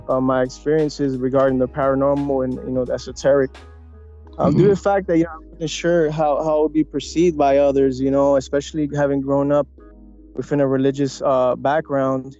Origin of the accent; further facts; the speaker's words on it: New York, United States; Puerto Rican. And, you know, I grew up in New York, born and raised